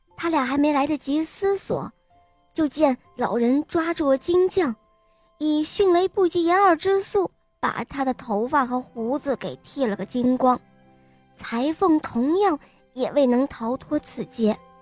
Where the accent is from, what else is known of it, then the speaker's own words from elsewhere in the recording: Weifang, Shandong, China; 今年五岁了，我来自美丽的风筝都山东潍坊。